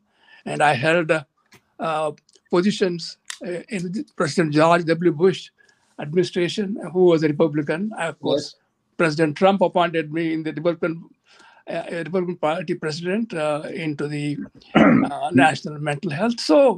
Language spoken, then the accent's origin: English; India; now in United States; I think I best thought, if I want to serve my country, which I come from India, is to join the group.